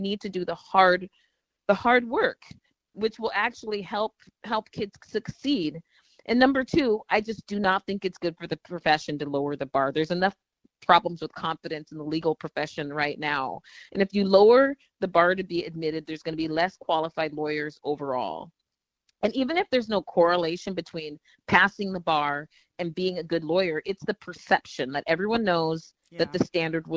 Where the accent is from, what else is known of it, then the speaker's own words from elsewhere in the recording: Washington, United States; moved away; also born or lived in Minnesota; I'm from Washington State